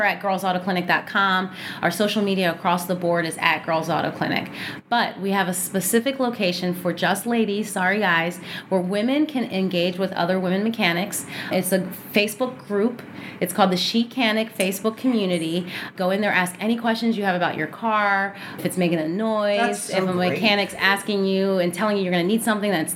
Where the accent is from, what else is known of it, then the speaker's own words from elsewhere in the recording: Philadelphia, Pennsylvania, United States; moved away; I'm from Philadelphia area native. I've lived all over the country, but keep coming back to this city